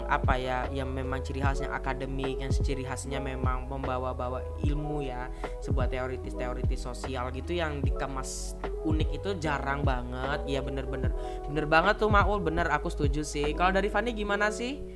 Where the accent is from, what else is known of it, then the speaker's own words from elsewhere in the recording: Batam, Riau Islands, Indonesia; Aku dari Batam, teman-teman aku dari Batam, Kepulauan Riau.